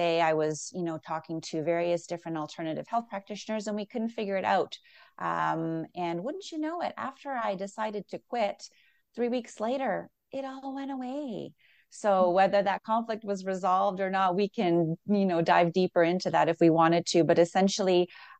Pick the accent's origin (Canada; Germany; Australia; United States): Canada; Toronto, Ontario; moved away as an adult; now in Calgary, Canada; I'm from Toronto originally, but I've been here for over 20 years